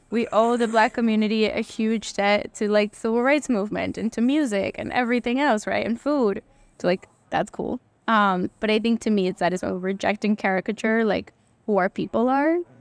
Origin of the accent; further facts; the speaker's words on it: Central Falls, Rhode Island, United States; first language Spanish; English is a second language; also born or lived in Latin America; here in C F, when I was growing up